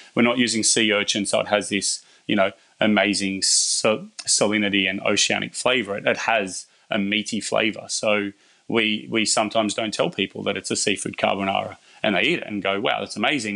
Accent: Bathurst, New South Wales, Australia; I'm from Bathurst

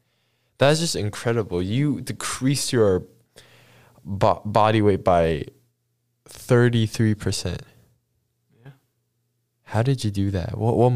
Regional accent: Shanghai, China; Shanghai home, same. Both from Shanghai.

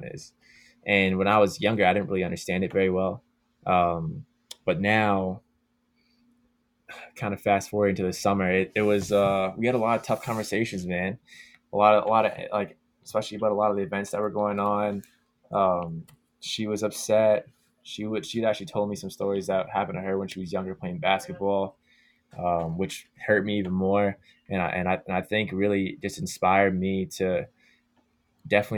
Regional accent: Canada; being Canadian and playing lacrosse

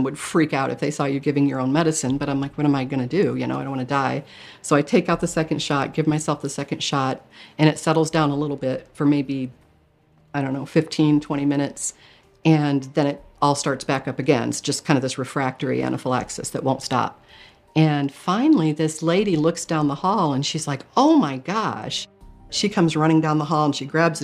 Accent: Michigan, United States; I grew up in Michigan, and we were Catholic growing up

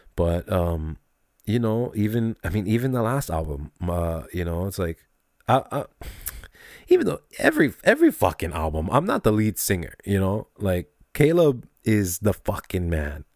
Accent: Kailua, Hawaii, United States; also born or lived in south side of Oahu; we're from Kailua too. We're from the east fucking side

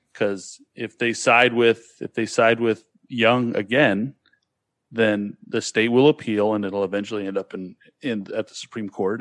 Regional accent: Sacramento, California, United States; now in Hawaii, United States; I grew, I grew up in Sacramento. And, but, you know, born and raised basically in that whole area.

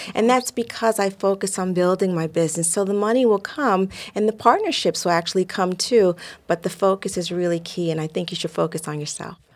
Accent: New York, United States; Growing up in New York in the seventies

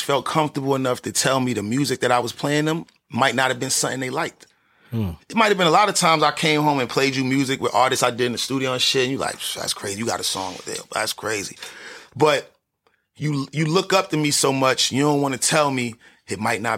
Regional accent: New York City, New York, United States; I was born in Wash Heights, grew up on Lenox, 144th and Lenox 7th, and moved to 123rd and Lex

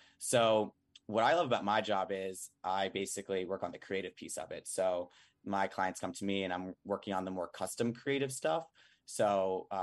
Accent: Long Island, New York, United States; also born or lived in Boston; now in Manhattan, United States; I'm from Long Island, New York.

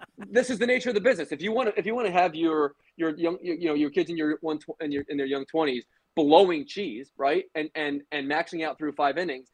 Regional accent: Baltimore, Maryland, United States; I was born in Baltimore

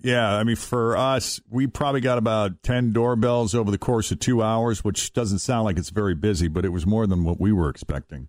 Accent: East Coast, United States; now in Cincinnati, United States; growing up in the East Coast, uh, we're still in the Eastern time zone like we are here in Cincinnati

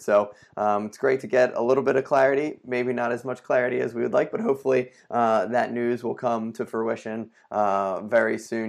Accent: Philadelphia, Pennsylvania, United States; my hometown

